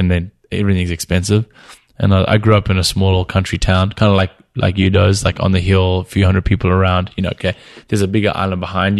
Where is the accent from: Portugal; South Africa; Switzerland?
South Africa; Cape Town, Western Cape; also born or lived in Venice, California; now in California, United States; I grew up in Cape Town